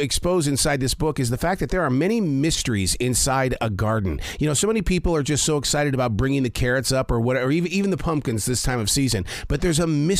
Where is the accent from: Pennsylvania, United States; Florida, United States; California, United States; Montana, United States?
Montana, United States; also born or lived in Wyoming; growing up in Montana and Wyoming